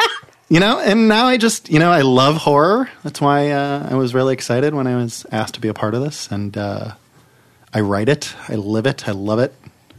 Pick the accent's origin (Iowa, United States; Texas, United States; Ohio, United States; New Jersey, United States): Ohio, United States; Cleveland; moved away as an adult; now in Los Angeles, United States; I'm from Cleveland. I've lived in LA a decade.